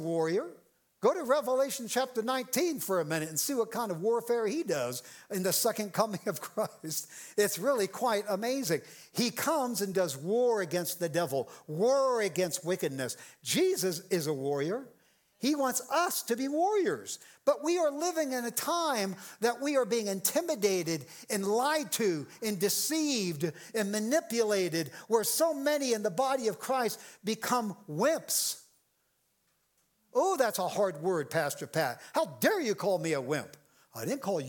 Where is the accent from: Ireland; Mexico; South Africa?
Ireland; I'm an Irishman